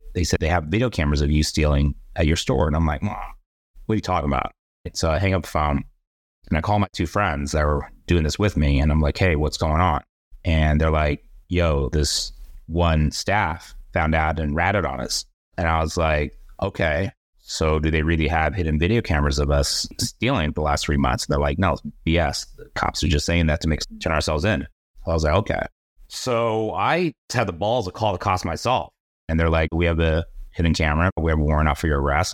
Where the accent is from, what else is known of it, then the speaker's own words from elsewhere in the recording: San Jose, California, United States; I grew up in the Bay. San Jose, to be exact